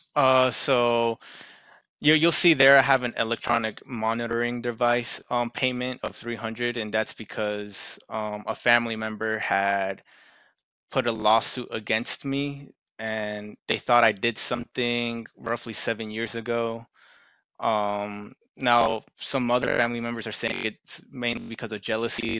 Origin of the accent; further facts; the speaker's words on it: Maryland, United States; I'm from Maryland